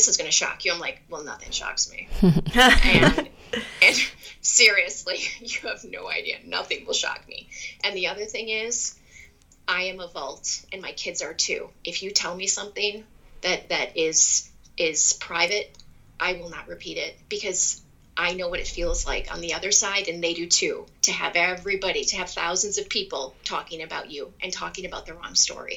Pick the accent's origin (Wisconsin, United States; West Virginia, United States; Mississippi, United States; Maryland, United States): Wisconsin, United States; I went to the University of Wisconsin. I'm from Wisconsin